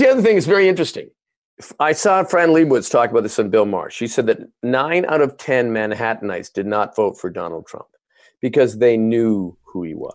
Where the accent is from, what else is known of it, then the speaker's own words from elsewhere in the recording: Canada; moved away as an adult; now in United States; As a Canadian